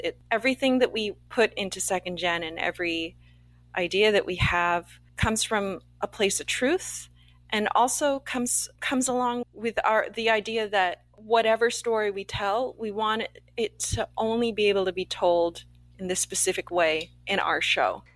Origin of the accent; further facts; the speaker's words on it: Canada; we're both Canadian, Asian Canadian actors, producers, writers working up here